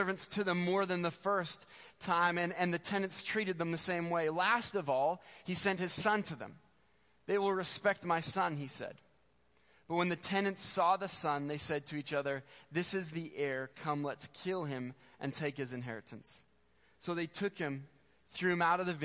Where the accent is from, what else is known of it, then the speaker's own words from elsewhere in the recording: Spruce Grove, Alberta, Canada; I grew up in Spruce Grove.